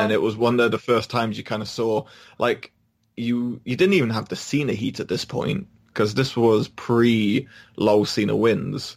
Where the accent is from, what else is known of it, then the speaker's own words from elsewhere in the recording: United Kingdom; we're British